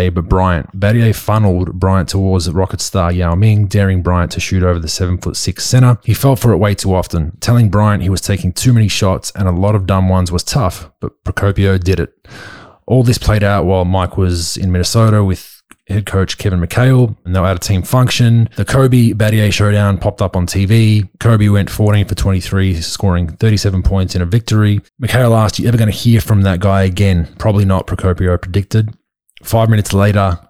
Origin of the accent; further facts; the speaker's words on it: Australia; accent: Australian; moved away; my Australian accent